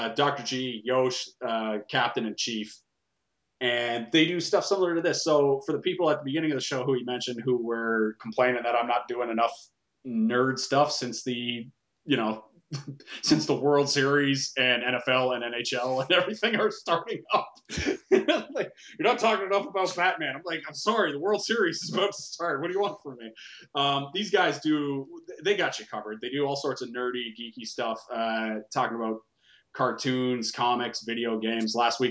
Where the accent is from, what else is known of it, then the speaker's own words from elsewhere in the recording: Ontario, Canada; We're Canadian up here